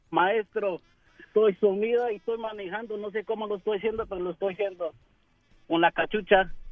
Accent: Oregon, United States; also born or lived in California; yo soy de Oregón. Yo nací en, en California, pero me trajeron aquí en Oregón

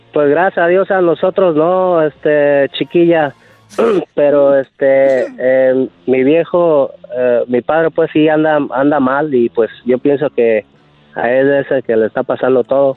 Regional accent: Lázaro Cárdenas, Michoacán, Mexico; somos de ahí de Lázaro Cárdenas, Michoacán

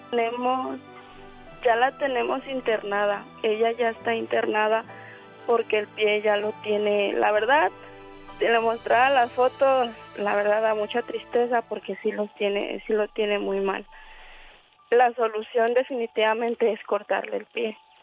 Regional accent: Morelos, Mexico; moved away as an adult; now in Mexicali, Mexico; Somos del estado de Morelos

